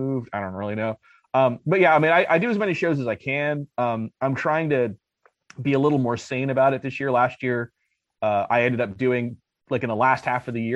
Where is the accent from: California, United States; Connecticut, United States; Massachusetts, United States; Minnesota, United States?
California, United States; Los Angeles; now in Arizona, United States; I'm from LA as well.